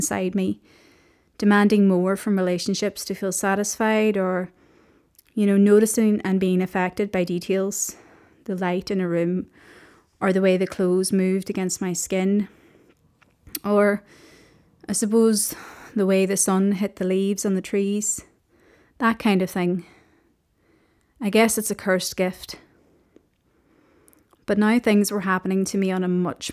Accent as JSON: {"language": "English", "town": "Omagh", "region": "Northern Ireland", "country": "United Kingdom", "tie": "born or raised there", "also_born_or_lived": "Belfast / Liverpool", "moved": "as an adult", "said": "I was born in Belfast and I grew up in Omagh, County Tyrone, in a big Irish Catholic family"}